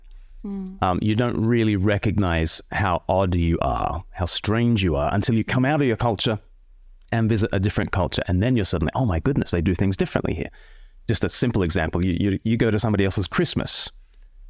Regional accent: Australia; moved away; I'm from Australia originally

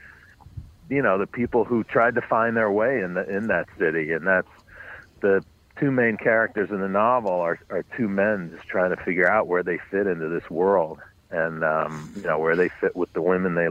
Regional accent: New York City, New York, United States; I grew up on the Upper West Side, but north of 96th Street, west 106th Street

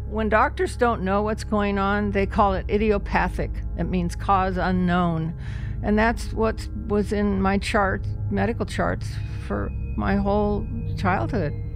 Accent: The Dalles, Oregon, United States; I'm a native Oregonian. I was born in the Dalles. I'd lived in Oregon my whole

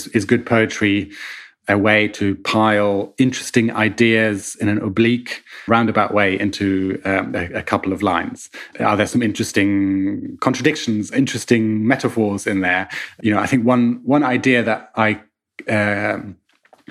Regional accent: Hamburg, Germany; born in Hamburg in 1981. And so I was eight

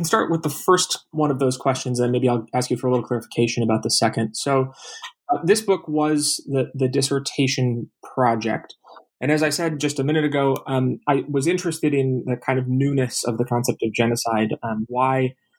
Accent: Minneapolis, Minnesota, United States; I'm originally from the Twin Cities, Minneapolis, Minnesota.

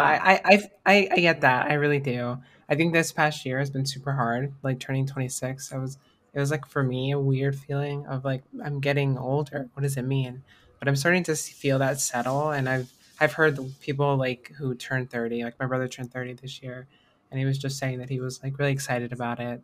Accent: United States; growing up in America

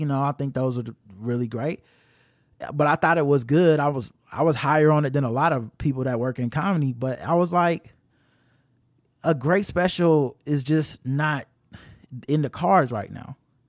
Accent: Jamaica; accent: Jamaican; the childhood trauma over my Jamaican accent in elementary school. I was that 7-year-old girl all over again.

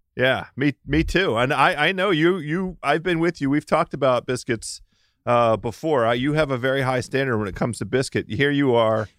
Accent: Maryland, United States; also born or lived in Washington, D.C.; I'm from Maryland. I was born in Maryland

